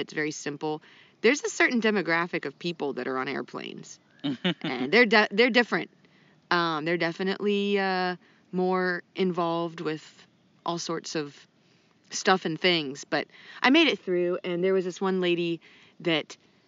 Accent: Ohio, United States; now in North Carolina, United States; I went to Ohio and visiting family there, and their public library's open in my hometown.

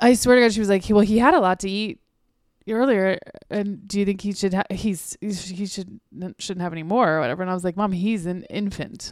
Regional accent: North Carolina, United States; born or raised there; also born or lived in California

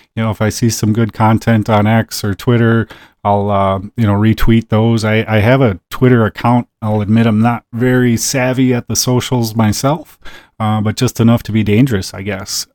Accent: small town outside Green Bay, northeast Wisconsin, United States; I grew up in a small town about twenty minutes outside of Green Bay

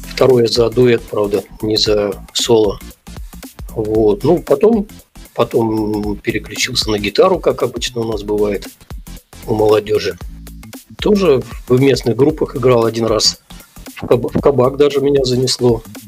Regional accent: Belebey, Bashkortostan, Russia; also born or lived in Kazakhstan; первые мои воспоминания это вот с того города, вот, в котором я сейчас живу, это город Белебей

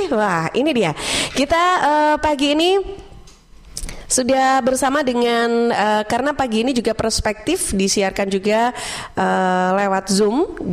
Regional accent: Blitar, East Java, Indonesia; born there; Pagi ini saya juga ingin sapa kota kelahiran saya dan uh, masyarakat Kota Blitar

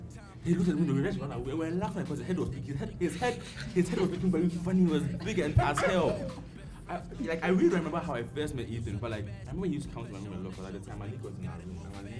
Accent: Kumasi, Ashanti, Ghana; Okay, I'm from Kumasi

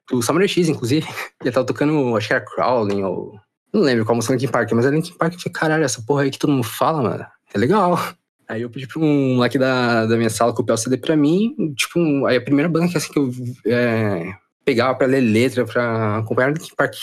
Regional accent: Brazil; now in Japan; sou brasileiro

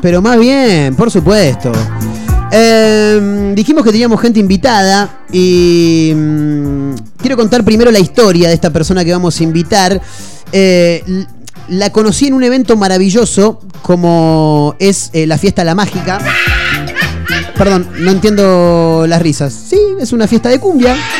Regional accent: Mar del Plata, Buenos Aires Province, Argentina; Mar del Plata, nosotros somos de acá, conocemos mucho

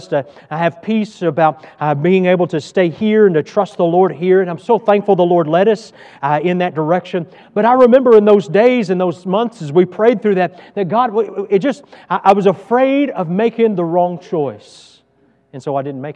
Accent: Texas, United States; moved away as an adult; I'm from Texas and I love Texas

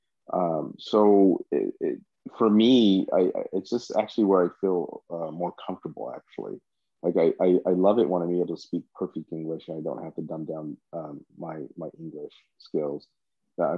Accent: United States; people knew I was from America and they treated me completely as an American

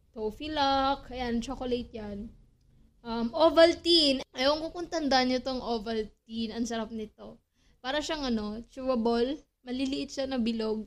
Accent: Philippines; being a Filipino

